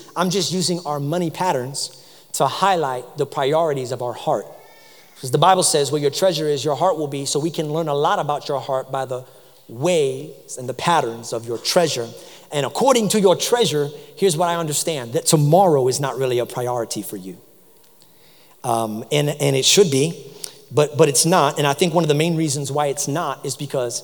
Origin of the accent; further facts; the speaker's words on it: New York, United States; now in South Carolina, United States; I grew up in New York